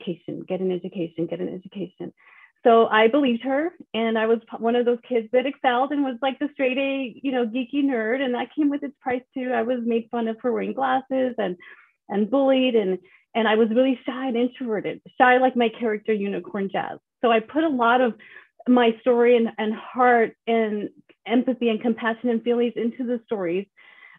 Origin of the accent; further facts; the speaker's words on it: El Paso, Texas, United States; I grew up in El Paso, Texas